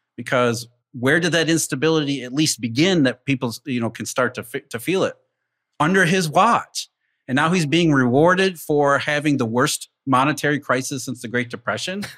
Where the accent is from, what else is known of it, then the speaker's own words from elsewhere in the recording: Rust Belt, United States; I grew up in the Rust Belt